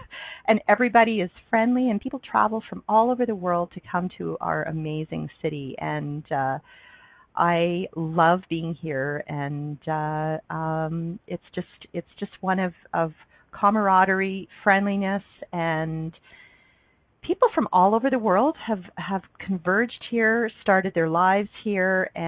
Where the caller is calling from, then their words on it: Calgary, Alberta, Canada; I'm calling in from Calgary, Alberta, Canada, where I live.